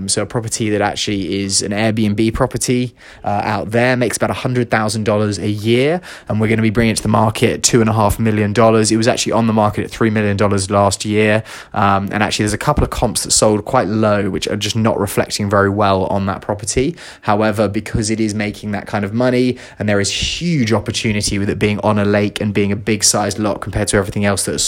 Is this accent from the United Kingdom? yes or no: yes; London, United Kingdom; now in Los Angeles, United States; I'm from London and she's from Chicago, we both live